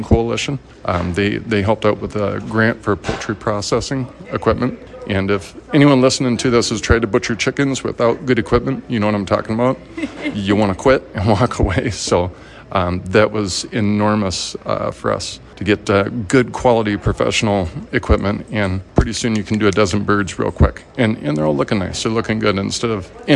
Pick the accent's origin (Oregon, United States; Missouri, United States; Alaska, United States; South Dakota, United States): South Dakota, United States; moved away; I grew up in South Dakota